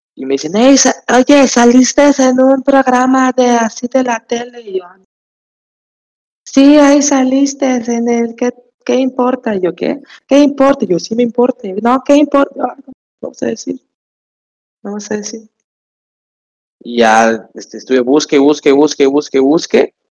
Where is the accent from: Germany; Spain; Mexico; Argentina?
Mexico; Tapachula, Chiapas; Yo soy de Chiapas, Tapachula, Chiapas